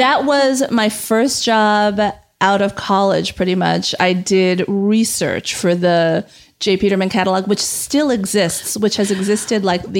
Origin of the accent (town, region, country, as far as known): California, United States; born or raised there